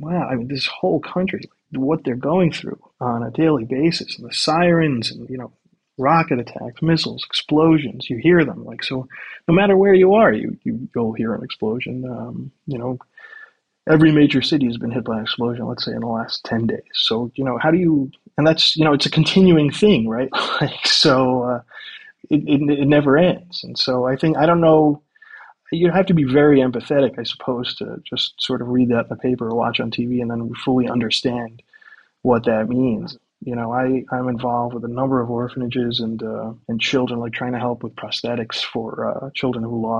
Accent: United States; now in Ukraine; as an American

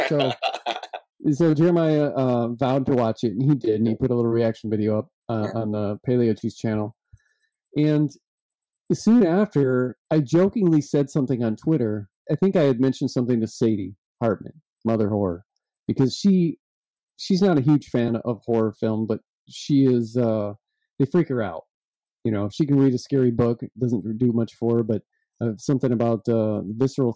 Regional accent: Michigan, United States; we're from Michigan

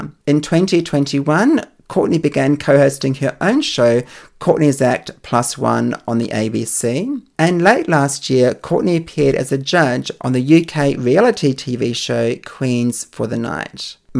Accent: Australia; I'm obviously from Australia

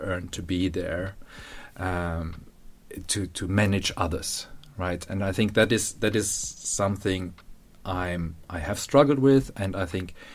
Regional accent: South Germany, Germany; moved away as an adult; also born or lived in Berlin; I came there from South Germany, grown up on the countryside

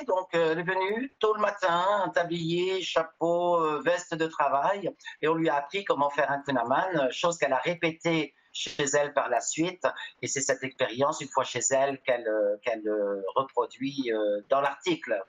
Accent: Normandy, France; now in Montreal, Canada; je suis de Normandie

